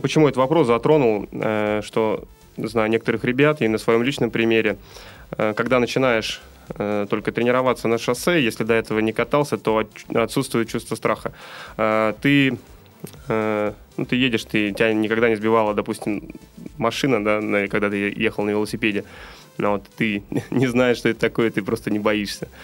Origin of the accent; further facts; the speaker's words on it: Saint Petersburg, Russia; мы с вами из Санкт-Петербурга